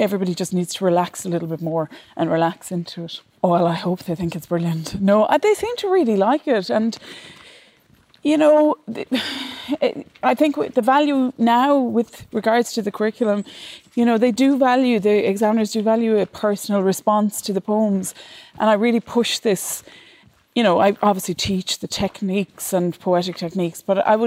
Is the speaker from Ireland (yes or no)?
yes; Ireland; a girl growing up in Ireland